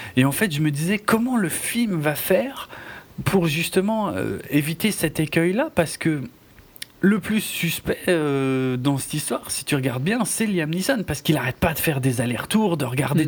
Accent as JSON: {"language": "French", "country": "France", "said": "chez nous en France"}